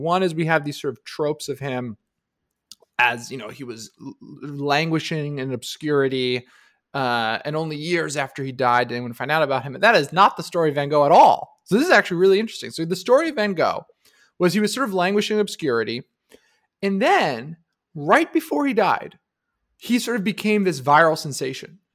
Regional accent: New Jersey, United States; I grew up in New Jersey

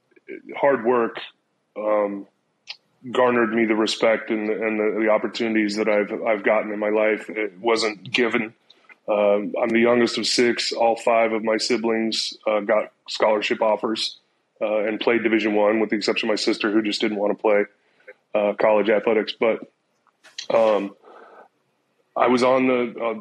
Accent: San Diego, California, United States; moved away as an adult; I grew up in San Diego

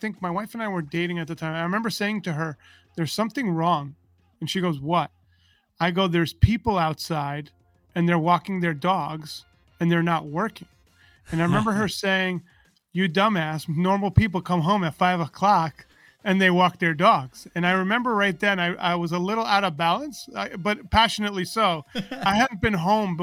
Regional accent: New York, United States; I grew up in New York, and I came from a very big fat Greek family

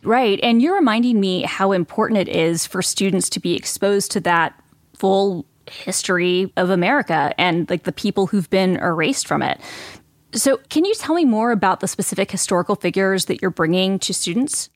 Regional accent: Atlanta, Georgia, United States; I was born and raised in Atlanta

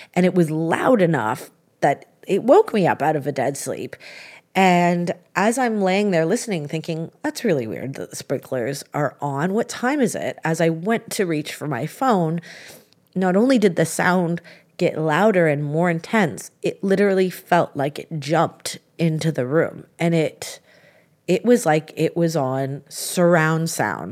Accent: Canada; being Canadian

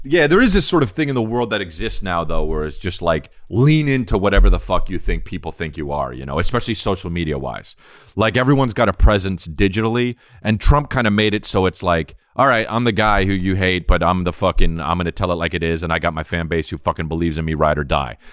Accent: New Jersey, United States; We're from Jersey.

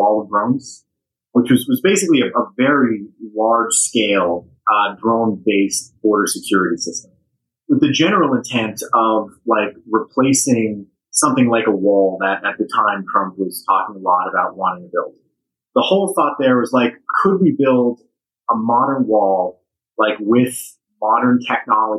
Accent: Las Vegas, Nevada, United States; the October 1 shooting also happened in Las Vegas, which was my hometown

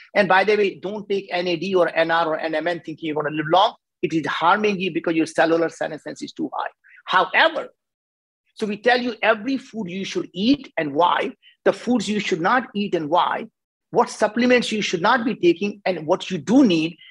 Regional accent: India; as an Indian, I cannot pronounce the word

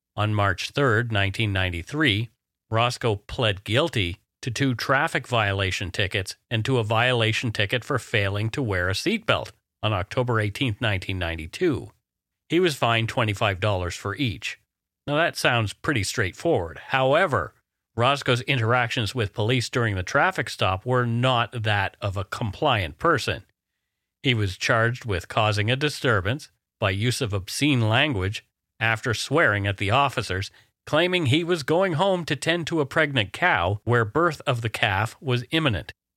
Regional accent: Canada; We are ordinary Canadian schmucks

